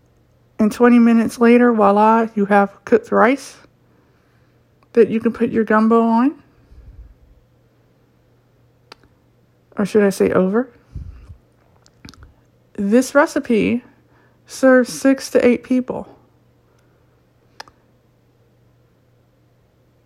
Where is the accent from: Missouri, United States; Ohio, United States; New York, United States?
Ohio, United States; born and raised in Ohio